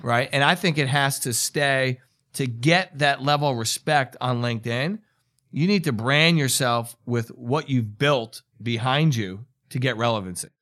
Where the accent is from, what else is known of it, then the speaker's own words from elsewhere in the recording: New York, United States; I'm from New York, and it's kinda the way we talk